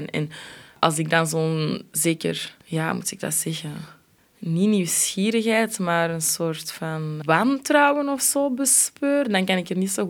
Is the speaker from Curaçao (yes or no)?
no; Antwerp, Flanders, Belgium; soms ben ik wel geneigd om dan zo heel koppig gewoon te zeggen van Antwerpen.